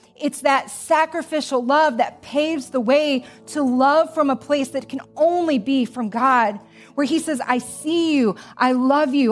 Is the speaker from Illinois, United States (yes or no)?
yes; Joliet, Illinois, United States; I grew up in Joliet, Illinois